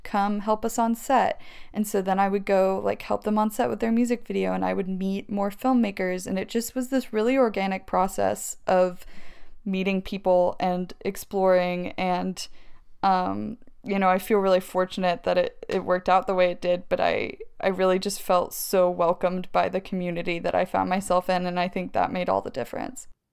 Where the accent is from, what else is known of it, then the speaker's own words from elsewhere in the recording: Maryville, Tennessee, United States; moved away as an adult; also born or lived in Alabama / Los Angeles; I'm from Maryville, Tennessee, which is where I met you.